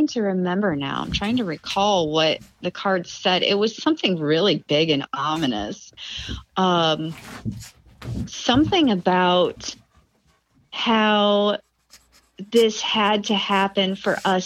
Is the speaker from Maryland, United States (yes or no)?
no; Ligonier, Indiana, United States; I'm from Ligonier, Indiana.